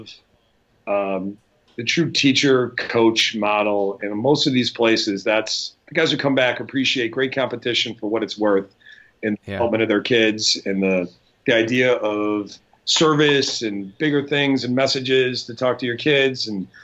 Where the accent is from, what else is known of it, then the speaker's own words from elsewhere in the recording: Buffalo, New York, United States; I'm from Buffalo